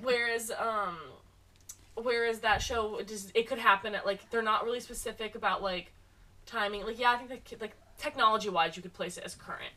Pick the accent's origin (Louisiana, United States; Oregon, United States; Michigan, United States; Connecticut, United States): Oregon, United States; Oregon City; now in California, United States; I grew up in Oregon City, the end of the Oregon Trail